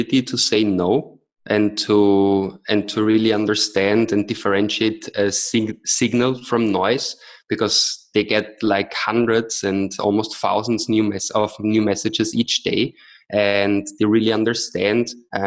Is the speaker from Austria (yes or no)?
yes; Vienna, Austria; moved away; also born or lived in Austin, Texas; I'm originally from Austria, from Vienna